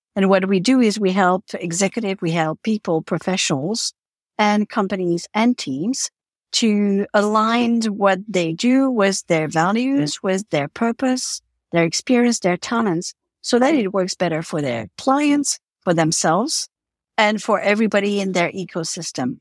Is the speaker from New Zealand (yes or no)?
no; Switzerland; moved away as an adult; also born or lived in New York City / Africa / Eastern Europe; I'm Swiss. I was born in Switzerland, but I lived and worked in New York City